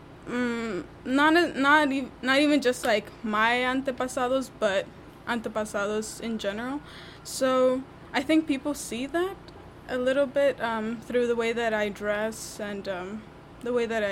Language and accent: English; Los Angeles, California, United States; Pico Union, born and raised